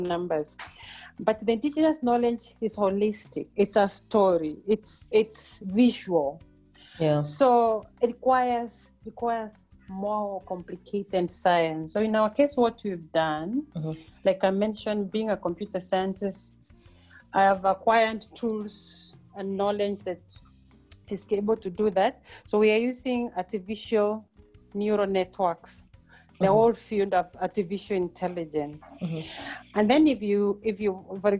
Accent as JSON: {"language": "English", "area": "Mbeere, eastern Kenya", "region": "Embu County", "country": "Kenya", "tie": "born or raised there", "also_born_or_lived": "Nairobi, Kenya / Europe", "moved": "as an adult", "lives_now": "South Africa", "said": "I am a village girl born and bred in Kenya, in Mbere, in eastern part of Kenya."}